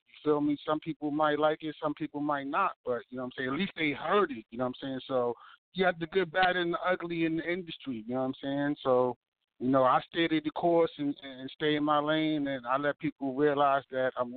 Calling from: Baltimore, Maryland, United States; I'm calling from Baltimore, Maryland, East Side, Zone 18.

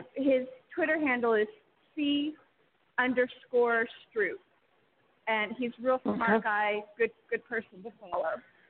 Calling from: Oregon, United States; from Oregon.

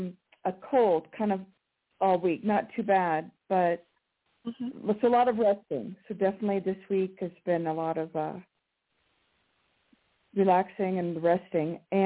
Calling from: Colorado, United States; Hi, this is … in Colorado.

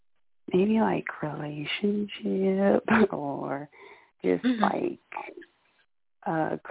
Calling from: Houston, Texas, United States; I'm calling from Houston, Texas.

